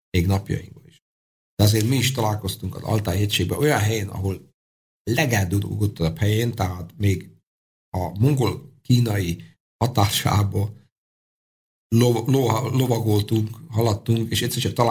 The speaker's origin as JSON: {"language": "Hungarian", "country": "Hungary", "said": "mikor azt mondtuk, hogy mi magyarok vagyunk, még azt akkor ti rokonok vagytok."}